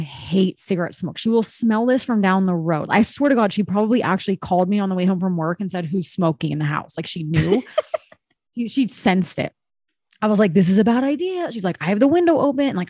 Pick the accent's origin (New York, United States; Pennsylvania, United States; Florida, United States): Pennsylvania, United States; I grew up in Pennsylvania